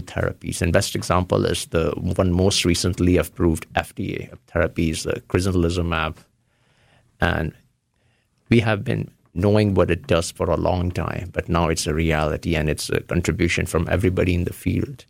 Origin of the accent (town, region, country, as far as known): Varanasi, Uttar Pradesh, India; born or raised there; moved away as an adult; also born or lived in Ohio; now in United States